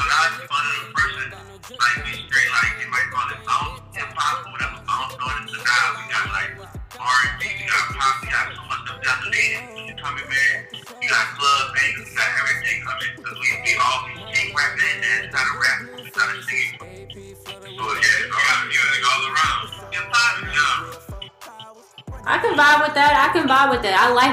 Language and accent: English; the Carolinas, United States; accent: Carolina twang; I'm from the Carolinas, so we got that Carolina twang up here